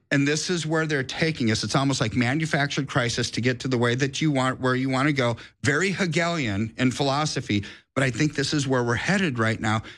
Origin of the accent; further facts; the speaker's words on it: United States; I'm an American